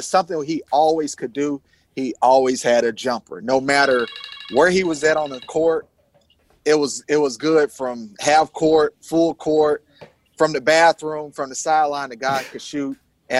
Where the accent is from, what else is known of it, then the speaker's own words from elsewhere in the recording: Rock Hill, South Carolina, United States; So I'm from Rock Hill, South Carolina.